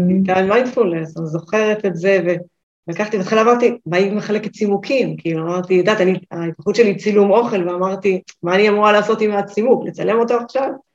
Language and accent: Hebrew; Northern Israel, Israel; אני מהצפון